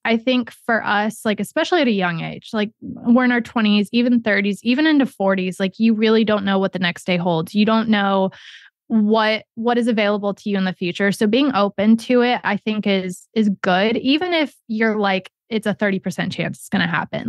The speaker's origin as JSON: {"language": "English", "region": "Ohio", "country": "United States", "tie": "born or raised there", "also_born_or_lived": "New York City / Florida / Orlando / Kentucky", "moved": "yes", "said": "I was born in Ohio, raised there, lived in Florida for a long time, moved to Orlando, moved to Kentucky"}